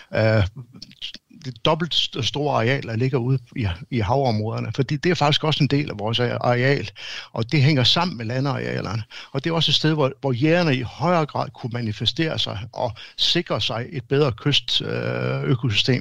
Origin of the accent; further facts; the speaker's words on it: Denmark; som danskere